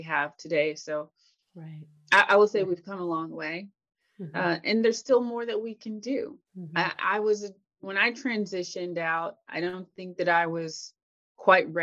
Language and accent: English; Tennessee, United States; I grew up in Tennessee, and I actually lived with my grandparents and my mom first.